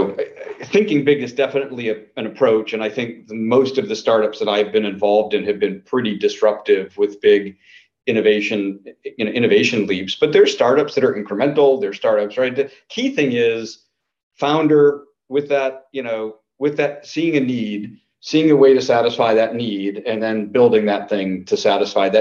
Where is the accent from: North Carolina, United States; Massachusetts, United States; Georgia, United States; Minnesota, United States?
Massachusetts, United States; Natick; I grew up in Natick, Mass.